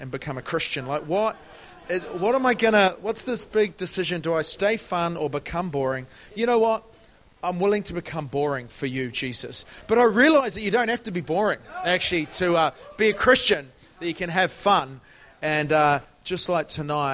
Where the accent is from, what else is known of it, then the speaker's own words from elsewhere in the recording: New Zealand; moved away as an adult; now in London, United Kingdom; I am originally from New Zealand